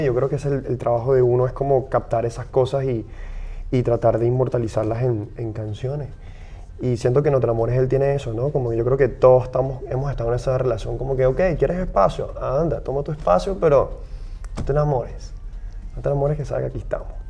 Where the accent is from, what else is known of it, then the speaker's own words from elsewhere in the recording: Venezuela; Yo, yo también como venezolano, para mí es muy importante como la realidad que yo he vivido como venezolano